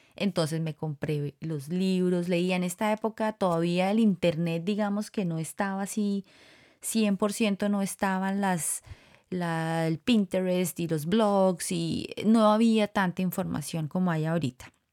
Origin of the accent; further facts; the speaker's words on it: Colombia; moved away as an adult; also born or lived in Costa Rica; now in United States; Los dos somos colombianos y salimos de Colombia para Costa Rica.